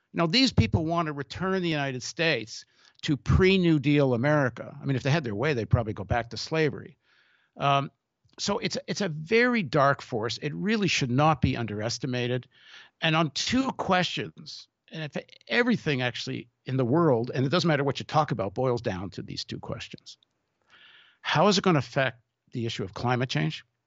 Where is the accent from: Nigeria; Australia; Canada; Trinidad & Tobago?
Canada; I grew up in Canada